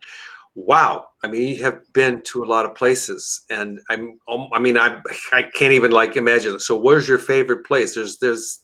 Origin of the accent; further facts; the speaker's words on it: United States; I'm American Italian. I'm not Italian American. So I was born here. My ancestors come from Sicily